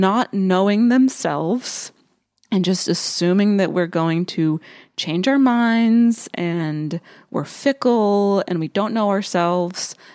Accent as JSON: {"language": "English", "region": "rural western Pennsylvania", "country": "United States", "tie": "born or raised there", "moved": "yes", "said": "stayed in my hometown of, like, rural, western Pennsylvania"}